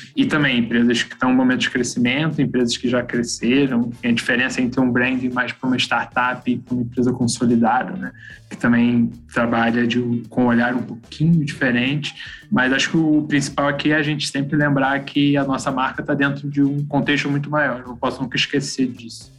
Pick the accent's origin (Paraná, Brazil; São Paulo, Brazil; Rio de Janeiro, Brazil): Rio de Janeiro, Brazil; Petrópolis; sou de Petrópolis, uma cidadezinha lá, região Serrano do Rio